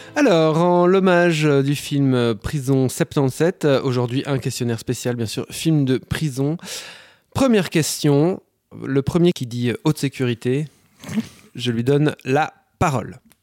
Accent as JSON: {"language": "French", "country": "Belgium", "said": "par chez nous en Belgique"}